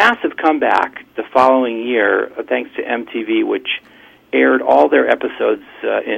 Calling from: Port Washington, New York, United States; I'm calling from Port Washington, New York.

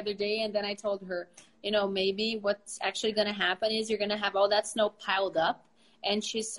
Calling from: Brazil; English is a second language; I am speaking from Brazil.

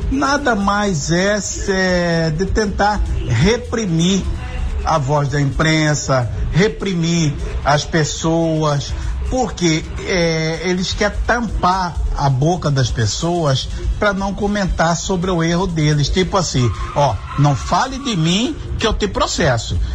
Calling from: Várzea Grande, Mato Grosso, Brazil; sou aqui de Vazia Grande.

